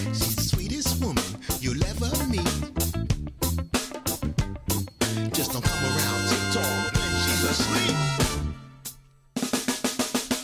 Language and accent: English; the South, United States; I'm from the South